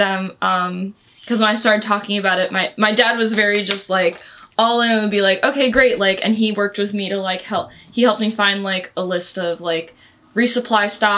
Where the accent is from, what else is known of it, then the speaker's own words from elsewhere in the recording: New Jersey, United States; I grew up in New Jersey and we would go on hikes in the Delaware Water Gap a lot